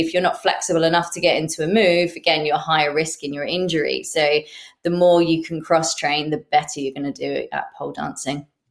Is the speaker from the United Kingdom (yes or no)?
yes; England, United Kingdom; as English pole dancers